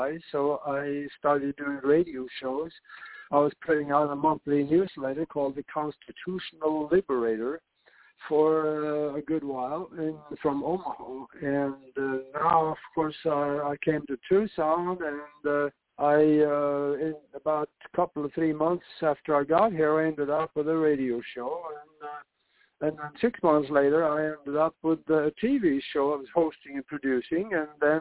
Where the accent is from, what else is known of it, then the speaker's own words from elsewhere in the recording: Norway; moved away as an adult; now in United States; I grew up in Norway, and I came to the United States to go to flight schools